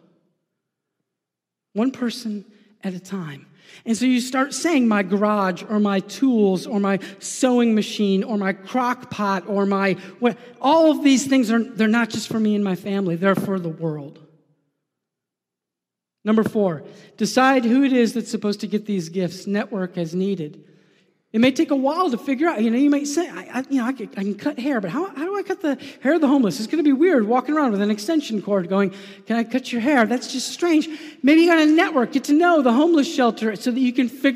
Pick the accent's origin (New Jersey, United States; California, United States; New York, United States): New York, United States; I'm a New Yorker